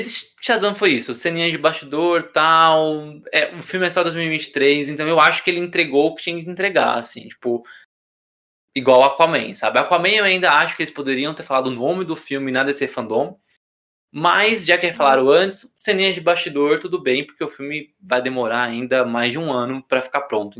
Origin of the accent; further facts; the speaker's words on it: Brazil; eu que sou brasileiro